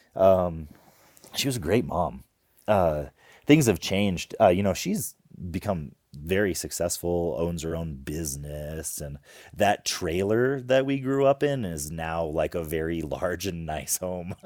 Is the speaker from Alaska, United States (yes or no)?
yes; Homer, Alaska, United States; We grew up in Homer, Alaska